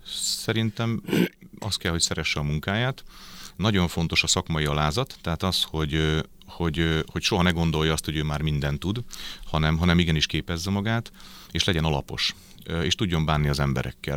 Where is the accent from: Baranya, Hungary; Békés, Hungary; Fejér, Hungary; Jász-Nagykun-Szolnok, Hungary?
Baranya, Hungary; Pécs; also born or lived in Győr; Győrben születtem, de aztán viszonylag korán édesapám munkája miatt elköltöztünk Pécsre, és aztán Pécsen nőttem föl egészen az érettségig